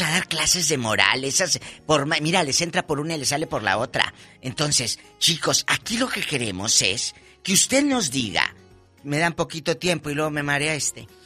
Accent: Matamoros, Tamaulipas, Mexico; moved away; Hace muchos años que empecé en este negocio de la radio, en mi tierra, Matamoros, Tamaulipas

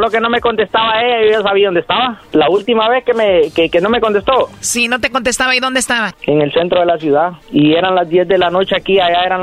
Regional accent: Honduras; now in United States; Eh, una excursión allá en mi país bien, bien bonita.

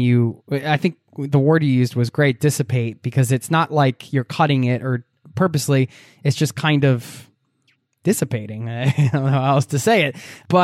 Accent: United States; moved away; me as an American

